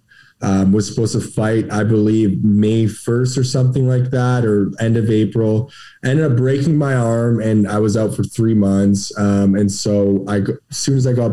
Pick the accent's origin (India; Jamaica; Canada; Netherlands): Canada; I'm from Canada